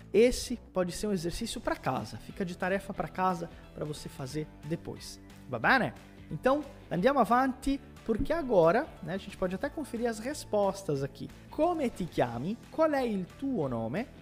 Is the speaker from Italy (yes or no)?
yes; Morano Calabro, Calabria, Italy; sono di Morano Calabro, sono un insegnante di italiano